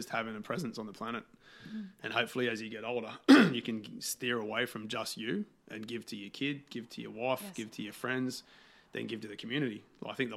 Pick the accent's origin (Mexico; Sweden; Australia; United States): Australia; Being an Aussie yobbo